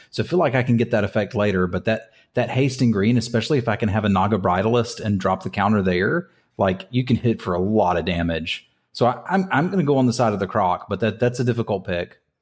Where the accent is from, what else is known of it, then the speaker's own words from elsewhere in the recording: United States; I'm from, I'm from Carolina